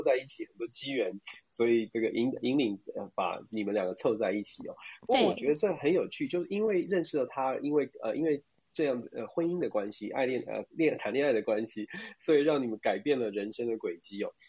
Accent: Taiwan; 我们台湾人

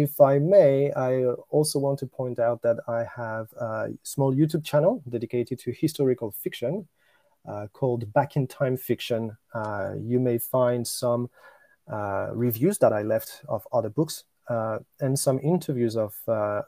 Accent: Normandy, France; accent: French; English is a second language; moved away as an adult; also born or lived in China / Japan; now in Tokyo, Japan; I was born in Normandy in France, and I stayed there until I was 21

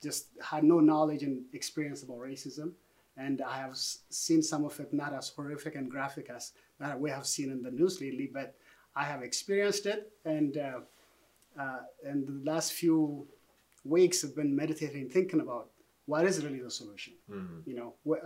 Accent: Ethiopia; moved away as an adult; now in United States; I grew up in Ethiopia

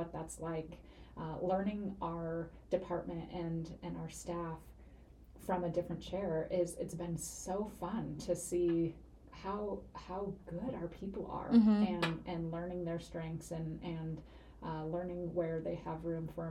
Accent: Seattle, Washington, United States; moved away as an adult; now in Spokane, United States; I'm from the Seattle area originally.

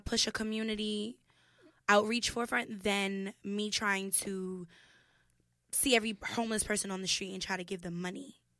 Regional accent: New York City, New York, United States; also born or lived in Soundview, Bronx; I grew up in Kip's Bay

